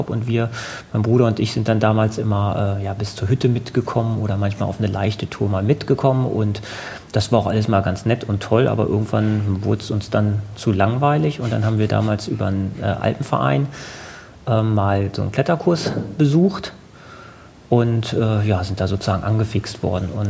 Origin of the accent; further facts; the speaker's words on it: Hanover, Lower Saxony, Germany; Also ich komme aus Hannover, ich wohne in Hannover. Ich war zwar zwischendurch mal kurz für ähm, Studienaufenthalte auswärts, aber habe sonst immer ähm, halt hier gewohnt.